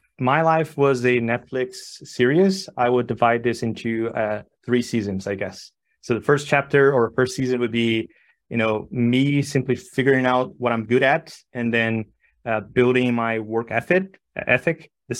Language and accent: English; São Paulo, Brazil; English is a second language; moved away as an adult; now in Barcelona, Spain; I was born and raised in Sao Paulo, Brazil, you know, decided to move abroad. So my wife and I decided to move to Barcelona many, many years ago, settled.